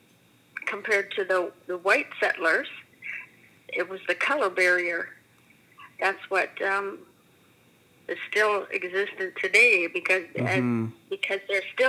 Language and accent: English; Edmonton, Alberta, Canada; also born or lived in Wildwood, Alberta; we moved to Edmonton from Wildwood when I was about 6 months old or so. So I didn't spend lots of time growing up there